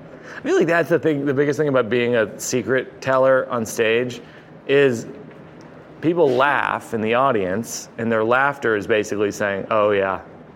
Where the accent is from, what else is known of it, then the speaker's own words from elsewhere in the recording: Massachusetts, United States; moved away; I grew up in Massachusetts in a very, I would say, a very repressed culture.